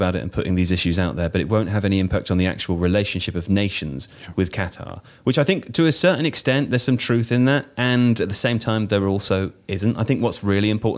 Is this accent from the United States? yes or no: no; United Kingdom; we're from Britain here